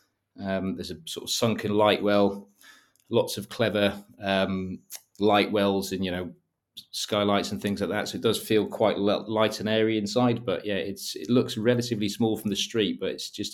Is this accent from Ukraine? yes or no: no; Wales, United Kingdom; moved away as an adult; now in London, United Kingdom; I moved from North Wales about 12 years ago to London and honestly had no idea that home automation was an industry.